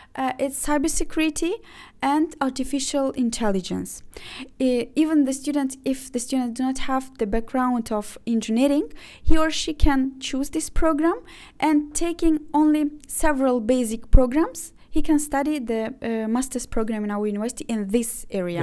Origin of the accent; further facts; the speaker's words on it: Ukraine; first language Azerbaijani, Russian, Ukrainian; English is a second language; moved away as an adult; also born or lived in Azerbaijan / Baku, Azerbaijan; now in Istanbul, Turkey; I was from Azerbaijan, but I used to live uh, most of my life in Ukraine.